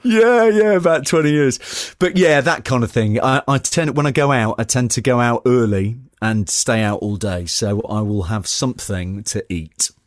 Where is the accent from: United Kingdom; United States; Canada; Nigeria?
United Kingdom; Newcastle upon Tyne, North East England; accent: Geordie; moved away; I'm originally from the northeast. Uh, I'm from Newcastle upon Tyne. Um, I'm a, I, I am a Geordie.